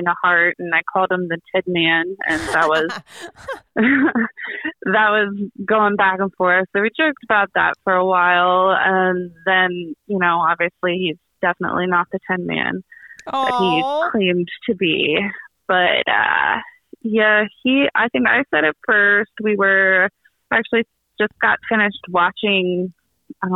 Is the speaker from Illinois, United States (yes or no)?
no; Eastern Shore, Maryland, United States; I'm from Maryland and the Eastern Shore